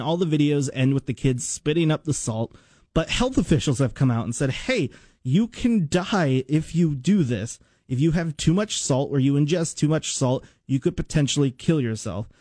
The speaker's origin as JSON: {"language": "English", "country": "United States", "tie": "born or raised there", "said": "I grew up in Washington and I went to uh, Washington Middle School"}